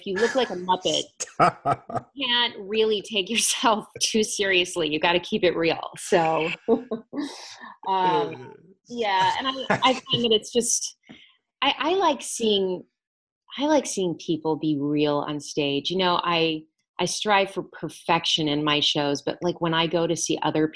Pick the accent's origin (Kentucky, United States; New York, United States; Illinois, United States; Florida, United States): Florida, United States; Lakeland; my hometown of Lakeland, Florida